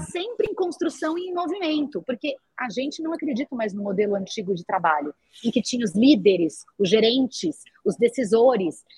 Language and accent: Portuguese; São Paulo, Brazil; A gente era de São Paulo, eu sempre brinco, eu sou tão de São Paulo que eu nasci na Avenida Paulista